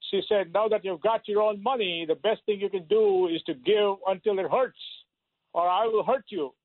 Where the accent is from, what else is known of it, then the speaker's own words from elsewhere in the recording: Minnesota, United States; I'm from Minnesota.